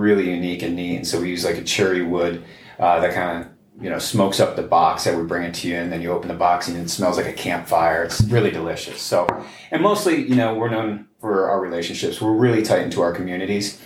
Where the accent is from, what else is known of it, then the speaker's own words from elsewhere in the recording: Chicopee, Massachusetts, United States; my hometown in Chicopee, Massachusetts